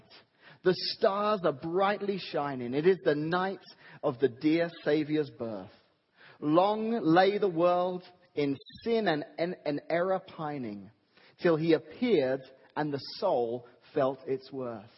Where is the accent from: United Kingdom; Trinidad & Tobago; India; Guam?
United Kingdom; England; moved away; when I was a little guy growing up in England, in my grade school, in our primary school as we called them